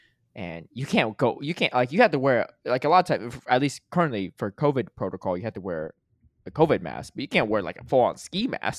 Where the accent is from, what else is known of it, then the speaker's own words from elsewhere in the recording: Connecticut, United States; because I grew up in Connecticut, so I'll just visit my mom as well.